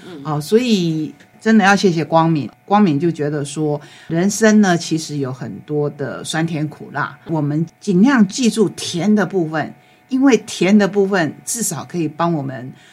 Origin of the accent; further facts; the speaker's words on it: Taitung County, Taiwan; 我们台东人